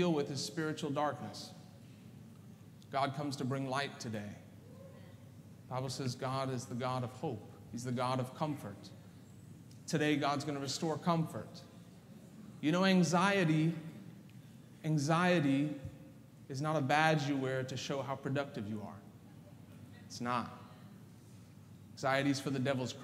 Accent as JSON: {"language": "English", "country": "South Africa", "tie": "born or raised there", "moved": "yes", "said": "I was born in South Africa"}